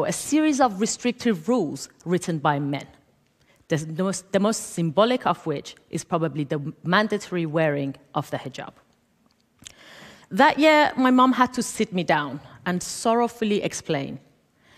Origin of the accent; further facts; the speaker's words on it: Iran; Growing up in the Islamic Republic of Iran